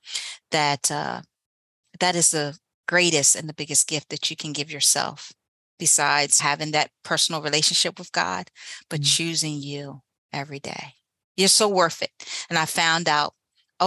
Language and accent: English; Eastern Shore, Maryland, United States; moved away as an adult; also born or lived in Baltimore, Maryland; I went from the little city that I was in to Baltimore, Maryland, left my hometown, my Eastern Shore